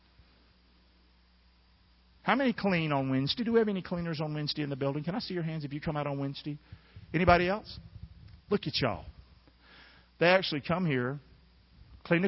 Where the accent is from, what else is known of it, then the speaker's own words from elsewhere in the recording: Rockingham, North Carolina, United States; I'm from Rockingham. I'm the son of a drunk woman.